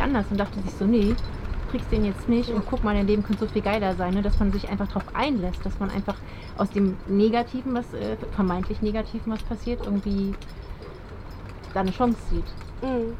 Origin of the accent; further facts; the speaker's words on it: Cologne area, North Rhine-Westphalia, Germany; moved away; Köln, die Ecke